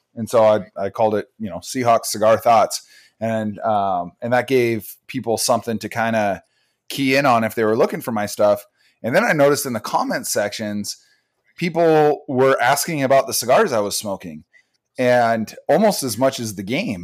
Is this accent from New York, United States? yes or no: no; Bellingham, Washington, United States; I'm from Bellingham, Washington, which is a city about hour and a half north of Seattle